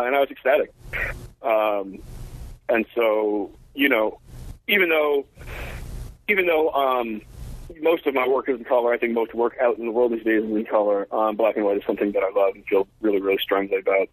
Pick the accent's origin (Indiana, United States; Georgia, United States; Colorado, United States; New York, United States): New York, United States; New York City; I grew up in New York, uh, in New York City